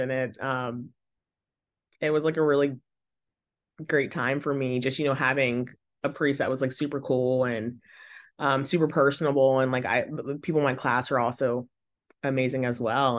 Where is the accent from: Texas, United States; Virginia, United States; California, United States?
Virginia, United States; Northwestern; I grew up in Northwestern Virginia